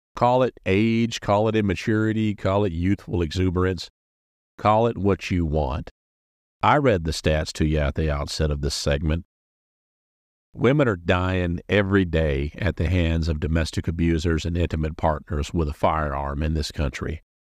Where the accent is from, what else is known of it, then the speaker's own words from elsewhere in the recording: South Carolina, United States; My home state of South Carolina